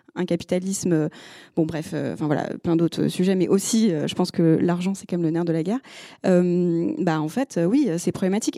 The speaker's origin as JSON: {"language": "French", "country": "Côte d’Ivoire", "tie": "born or raised there", "said": "je suis née en Côte d'Ivoire"}